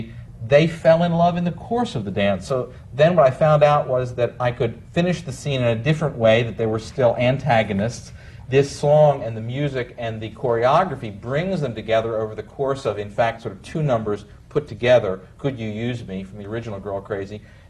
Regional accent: York, Pennsylvania, United States; moved away; I come from, well, originally York, Pennsylvania, in the Amish Dutch country

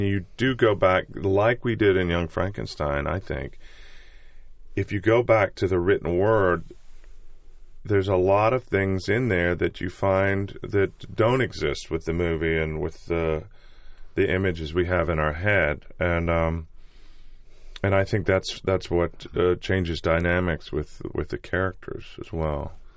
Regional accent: United States; I'm American.

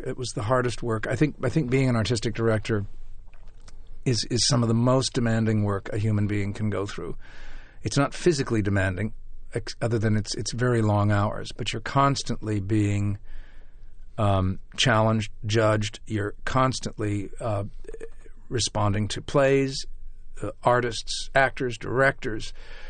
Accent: Chicago, Illinois, United States; also born or lived in New York, United States; About 12 years I was an actor, first in Chicago, my hometown, and then rather quickly in New York.

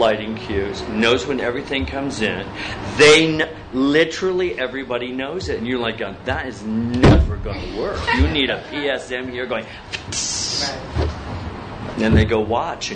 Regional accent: United States; I'm an American Indian

